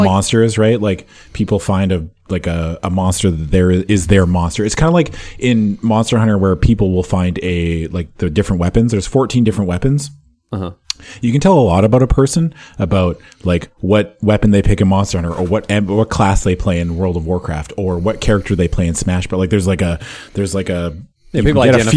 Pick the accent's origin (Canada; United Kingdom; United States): Canada; Saskatchewan; I was born in Saskatchewan.